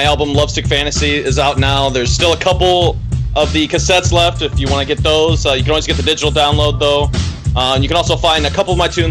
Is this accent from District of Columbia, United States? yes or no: no; Indiana, United States; moved away as an adult; now in Oregon, United States; Originally, I'm from Indiana, but I moved out here to Oregon 4 years ago.